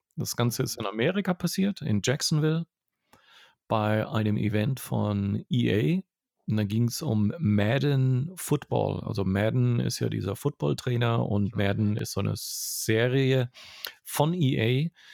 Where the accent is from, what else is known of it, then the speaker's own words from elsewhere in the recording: Franconia, Bavaria, Germany; moved away; eine Tradition habe ich auch als Franke dort für mich gefunden.